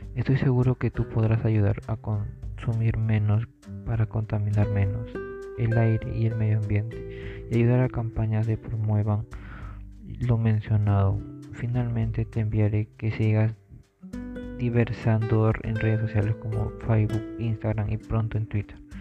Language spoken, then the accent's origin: Spanish; Peru; nosotros como peruanos